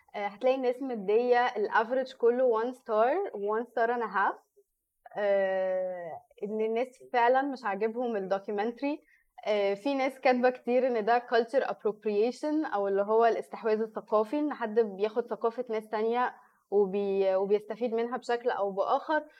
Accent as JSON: {"language": "Arabic", "country": "Egypt", "said": "أنا مصرية."}